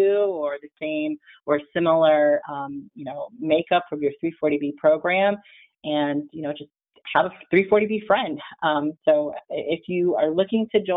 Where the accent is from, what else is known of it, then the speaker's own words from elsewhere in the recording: South Florida, United States; I'm from South Florida, and so it's pretty much summer weather all year